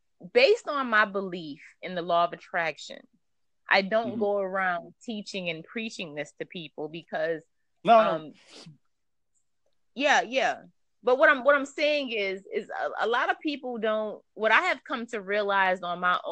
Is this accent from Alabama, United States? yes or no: no; Louisiana, United States; moved away as an adult; also born or lived in Washington State; now in Washington, United States; I'm originally from Louisiana, from the South, but I've been living up here for about 15 years